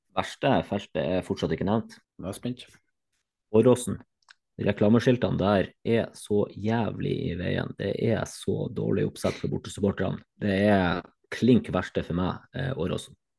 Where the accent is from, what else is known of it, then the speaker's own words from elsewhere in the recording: Northern Norway, Norway; som nordlending